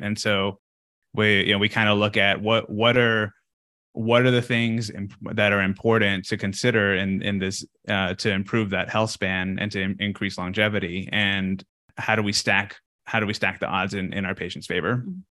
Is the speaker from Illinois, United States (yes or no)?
no; Texas, United States; moved away; I'm from Texas, so we we have a like a, a ranch uh, back at home